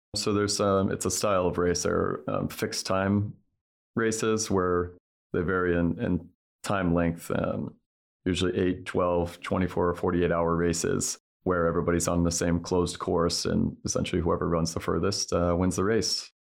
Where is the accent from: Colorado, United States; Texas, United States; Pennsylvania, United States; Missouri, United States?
Missouri, United States; outside of Saint Louis; moved away; I grew up with outside of Saint Louis